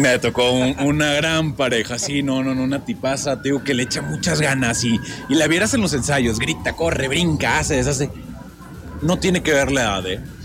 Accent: Tantoyuca, Veracruz, Mexico; now in Mexico City, Mexico; Soy de Tantoyuca, Veracruz, paisanito de Toñito también

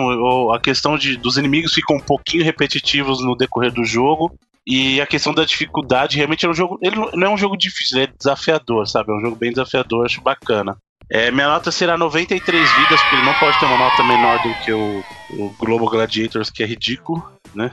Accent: Buritirama, Bahia, Brazil; born or raised there; moved away

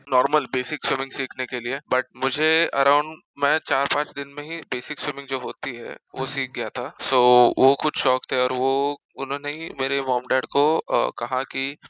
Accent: Mumbai, Maharashtra, India; born and brought up in Mumbai only

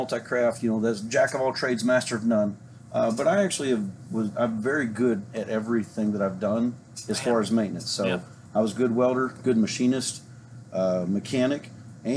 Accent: Coal Camp, Missouri, United States; moved away as an adult; also born or lived in Tacoma, Washington / Point Lookout, Missouri; now in Van Buren, United States; I grew up in Missouri. Coal Camp, Missouri was my hometown that I grew up in.

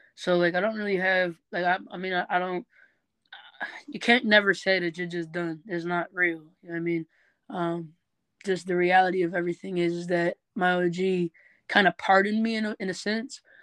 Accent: Norwalk, Ohio, United States; also born or lived in Bellevue, Ohio / Southfield, Michigan / Detroit, Michigan; now in Cleveland, United States; half my life I was raised in Norwalk, the other half I was raised in Michigan. You know, I lived in Southfield and Detroit.

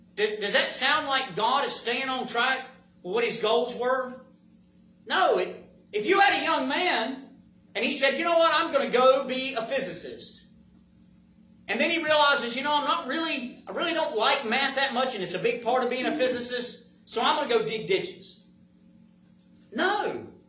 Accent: United States; I'm an American

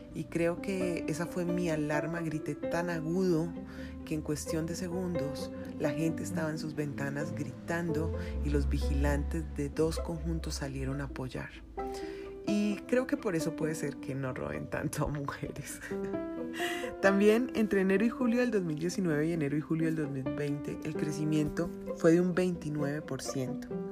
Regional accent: Colombia; conozco mi gente, conozco cómo somos los colombianos

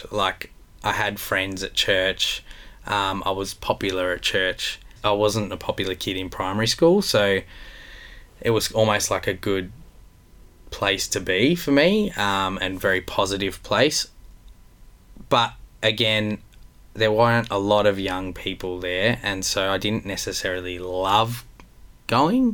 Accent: Melbourne, Victoria, Australia; I grew up in Melbourne in an Italian family, a very close Italian family.

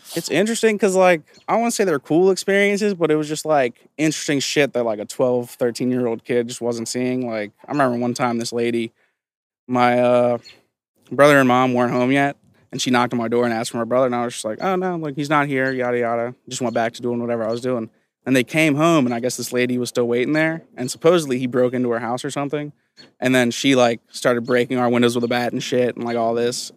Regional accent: Claymont, Delaware, United States; also born or lived in Visalia, California; I'm from Claymont. Grew up here. I was born in California, actually.

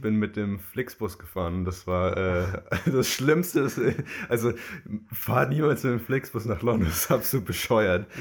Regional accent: Germany; als Deutscher

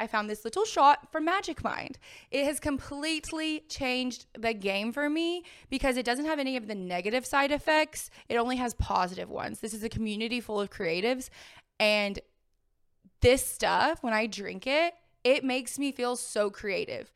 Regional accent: the South, United States; I'm from the South

